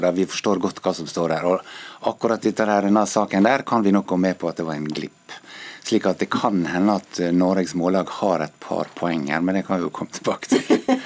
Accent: Ålesund, Møre og Romsdal, Norway; accent: Ålesund dialect; min dialekt, f.eks. Fra Ålesund

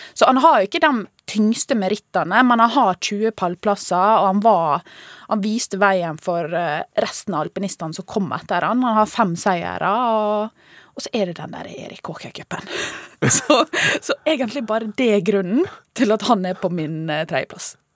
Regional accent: Ålesund, Møre og Romsdal, Norway; jeg er fra Ålesund

